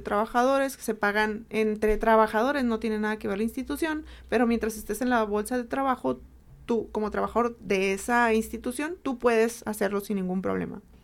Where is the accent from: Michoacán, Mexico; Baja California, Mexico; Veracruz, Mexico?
Baja California, Mexico; Mexicali Valley; yo vengo del Valle de Mexicali, soy originaria del Valle de Mexicali